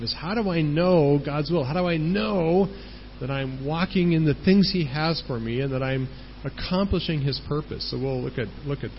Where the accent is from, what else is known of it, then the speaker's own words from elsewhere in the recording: United States; moved away as an adult; I'm from the United States and I don't live there.